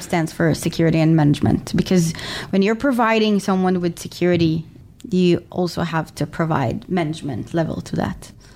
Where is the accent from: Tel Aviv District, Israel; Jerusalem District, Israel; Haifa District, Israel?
Tel Aviv District, Israel; Tel Aviv; I'm originally from Tel Aviv, Israel.